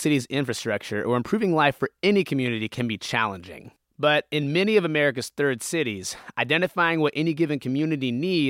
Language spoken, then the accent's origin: English; Stockton, California, United States; I grew up in Stockton